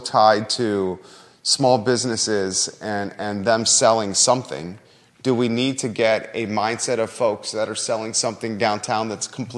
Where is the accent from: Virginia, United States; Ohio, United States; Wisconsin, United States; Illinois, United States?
Virginia, United States; Williamsburg; now in Charlottesville, United States; I grew up in Williamsburg